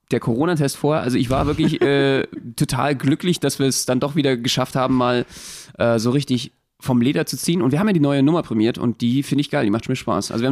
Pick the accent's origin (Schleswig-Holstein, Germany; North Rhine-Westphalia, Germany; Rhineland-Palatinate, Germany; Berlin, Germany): Berlin, Germany; als Berliner auch, äh, wenn man dann noch versucht, sächsisch zu reden, äh, nur in die Tonne greifen